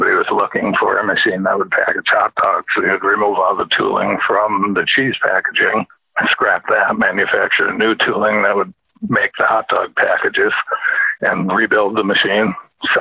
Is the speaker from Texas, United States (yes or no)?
no; Williams Bay, Wisconsin, United States; moved away as an adult; also born or lived in Alabama / Chicago area; I grew up in Williams Bay, Wisconsin